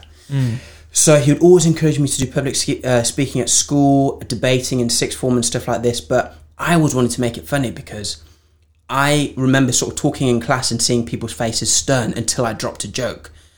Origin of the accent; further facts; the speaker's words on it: Zimbabwe; moved away; also born or lived in Framingham Pigot, Norwich, England; I grew up in Zimbabwe